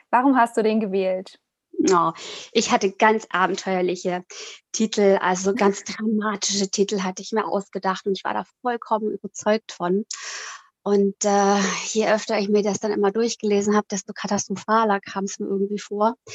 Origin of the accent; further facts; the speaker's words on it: Italy; moved away as an adult; also born or lived in Switzerland; now in Süddeutschland, Germany; bin 47 Jahre alt, ähm, bin in der Schweiz geboren und in Italien aufgewachsen Dort bin ich auf die europäische Schule gegangen und nach dem Abi hat es mich dann nach Deutschland verschlagen